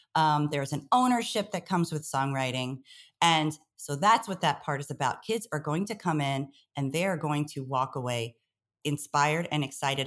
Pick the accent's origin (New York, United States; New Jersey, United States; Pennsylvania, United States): New York, United States; New York City; I grew up in Brooklyn, a family of teachers